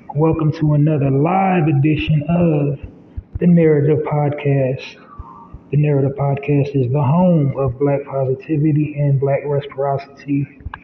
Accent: United States; I am an American black man

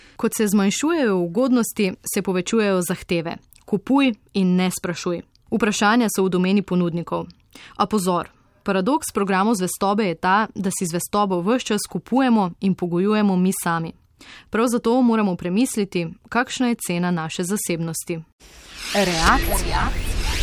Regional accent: Slovenia; Slovenci smo

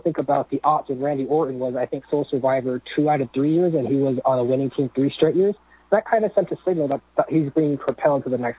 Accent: Seattle, Washington, United States; now in Florida, United States; I used to live in Washington and Seattle pretty much my whole life in Washington

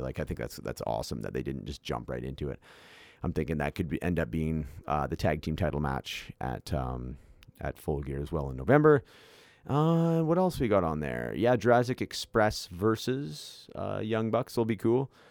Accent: Canada; being a Canadian myself

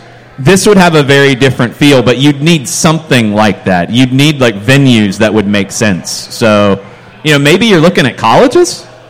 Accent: United States; I'm from the United States. I'm not from England.

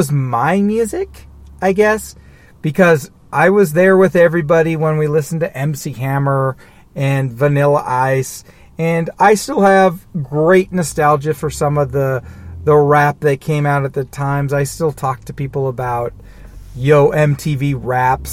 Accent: Olympia, Washington, United States; also born or lived in Denver / San Jose / North Carolina; now in Seattle, United States; I grew up in Olympia, which is like an hour south of Seattle.

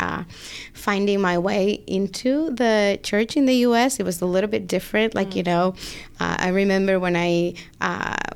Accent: Dominican Republic; English is a second language; moved away as an adult; now in New Jersey, United States; So I come from the Dominican Republic. I've been here now for 12 years.

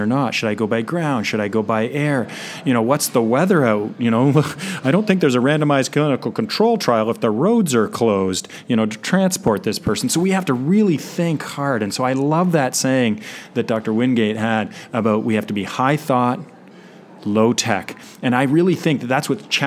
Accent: Canada; accent: Canadian; I'm from Canada. I'll try to keep my outs and abouts to a minimum and the A's

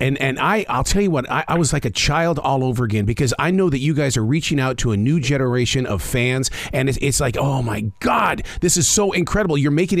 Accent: Montana, United States; When growing up in Montana

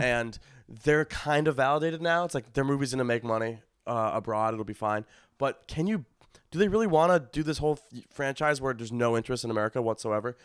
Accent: Skokie, Illinois, United States; moved away; in my hometown, in Skokie

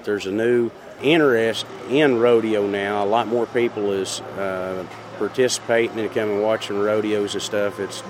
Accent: McAlester, Oklahoma, United States; I grew up here in McAllister

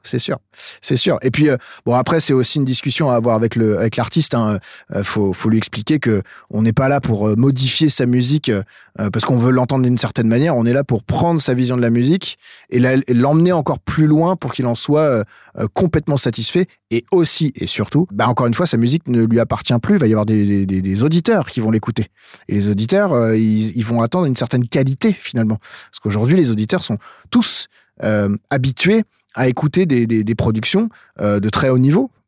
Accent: Eure-et-Loir, Centre-Val de Loire, France; moved away as an adult; also born or lived in Chartres / Paris; now in Clisson, France; moi je suis originaire d'Or-et-Loire

